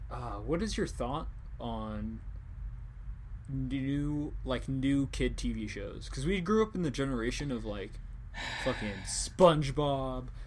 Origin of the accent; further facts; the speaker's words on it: Washington, United States; it's like I'm from Washington.